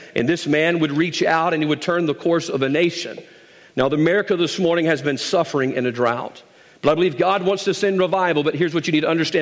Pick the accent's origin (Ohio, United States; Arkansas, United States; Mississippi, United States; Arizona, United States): Mississippi, United States; South; I'm from South Mississippi